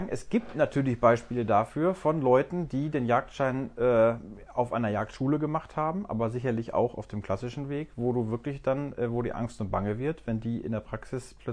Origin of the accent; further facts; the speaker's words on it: North Rhine-Westphalia, Germany; Ich habe das über den klassischen Weg gemacht, damals in Nordrhein-Westfalen, meiner Heimat.